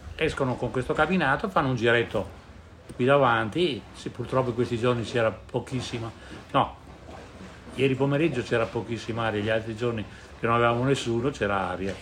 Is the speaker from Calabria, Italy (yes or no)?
no; Verona, Veneto, Italy; a Verona, io sono veronese